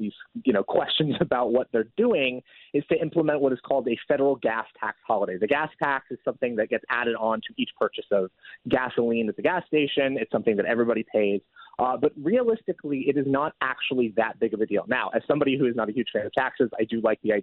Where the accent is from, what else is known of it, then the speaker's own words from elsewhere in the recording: Oregon, United States; my home state of Oregon